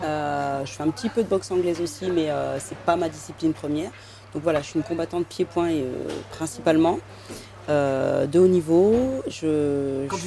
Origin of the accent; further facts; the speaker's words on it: Compiègne, Hauts-de-France, France; moved away; Je joue au foot à Compiègne, dans l'Oise, là où j'ai grandi